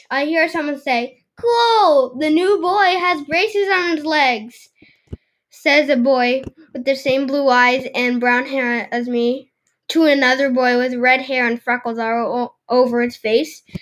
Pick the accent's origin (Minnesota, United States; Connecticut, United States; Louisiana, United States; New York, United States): New York, United States; New York City; I'm from New York City.